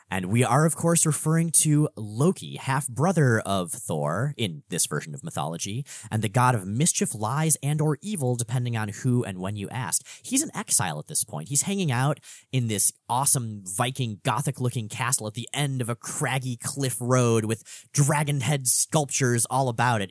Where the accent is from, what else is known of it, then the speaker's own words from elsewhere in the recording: South Florida, United States; I grew up in South Florida